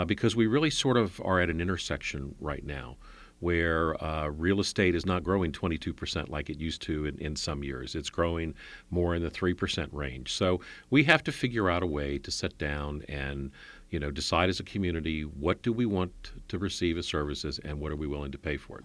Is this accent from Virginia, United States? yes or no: yes; Alexandria, Virginia, United States; I grew up in Alexandria.